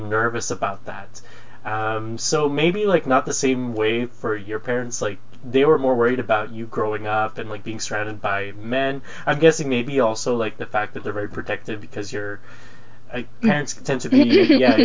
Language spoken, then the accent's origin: English; Philippines; moved away; I was born in the Philippines